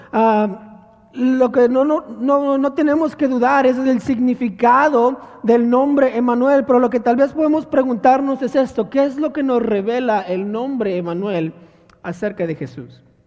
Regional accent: Monterrey, Nuevo León, Mexico; yo crecí en Monterrey, Nuevo León

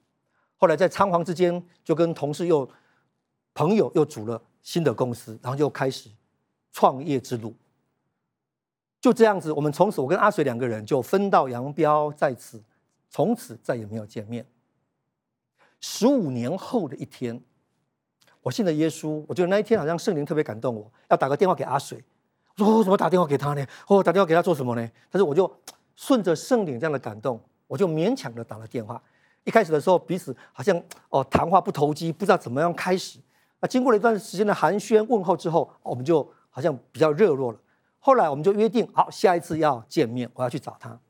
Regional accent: Yunlin County, Taiwan; moved away as an adult; also born or lived in Taichung; 在我二十四岁的那一年，我们两个人从云林的乡下一起到台中，要来创业，要来做保险。

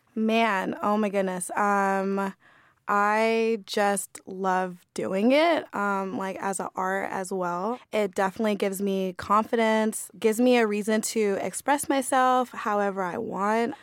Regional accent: Southern California, United States; I'm from SoCal, so I went to um, a middle school that was predominantly white

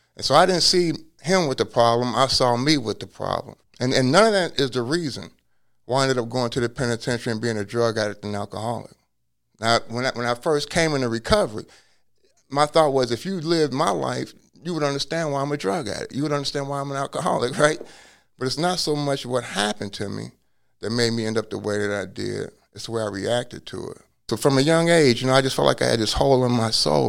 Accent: Cincinnati, Ohio, United States; now in Hawaii, United States; I was born in Cincinnati

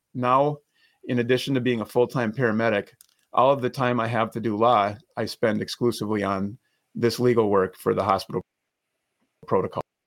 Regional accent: Minnesota, United States; I, I, was born and raised in Minnesota. I, I live and practice here now

